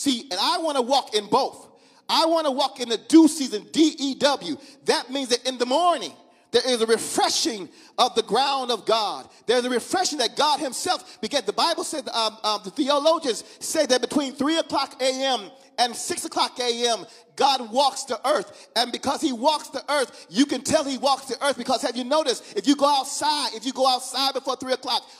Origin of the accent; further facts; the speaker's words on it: Mississippi, United States; I'm from Mississippi. My mom and them from Mississippi